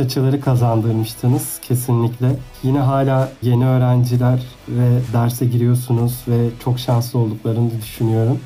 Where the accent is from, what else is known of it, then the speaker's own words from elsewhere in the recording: Aydın, Turkey; moved away; canım memleketim Aydın'a